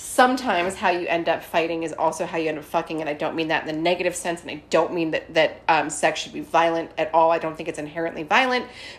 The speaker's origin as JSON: {"language": "English", "town": "Scranton", "region": "Pennsylvania", "country": "United States", "moved": "yes", "said": "I'm from Scranton"}